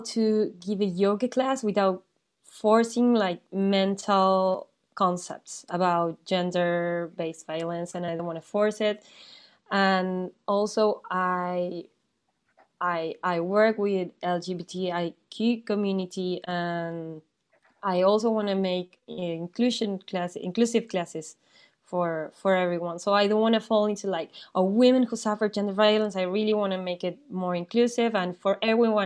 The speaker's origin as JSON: {"language": "English", "country": "Argentina", "tie": "born or raised there", "moved": "as an adult", "lives_now": "France", "said": "I was born in Argentina. I did all my studies over there."}